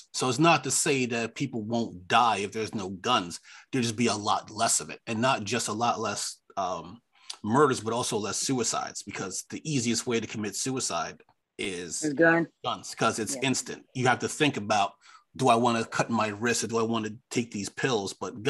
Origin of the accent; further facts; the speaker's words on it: New York City, New York, United States; moved away; as a New Yorker, I mean, I don't live in New York anymore, but I was born there. I cut my teeth there. I'll always be a New Yorker at heart.